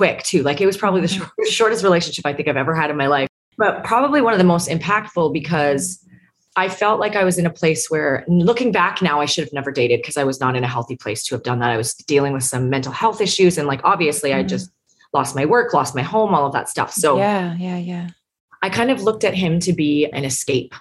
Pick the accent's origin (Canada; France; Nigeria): Canada; moved away as an adult; now in Nashville, United States; I'm a Canadian citizen here